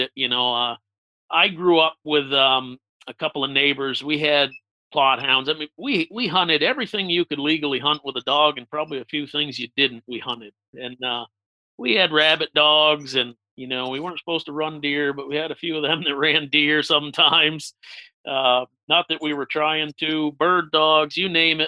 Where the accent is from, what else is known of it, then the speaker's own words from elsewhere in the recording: Western Massachusetts, United States; I grew up in Western Massachusetts, right up in the corner near Vermont, New York